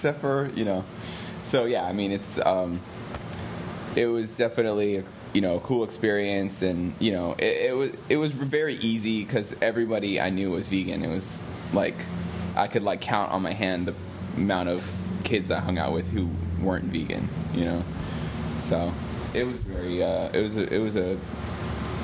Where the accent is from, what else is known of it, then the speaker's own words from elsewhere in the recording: New York, United States; I'm from New York. 16-year-old, Lower East Side, Washington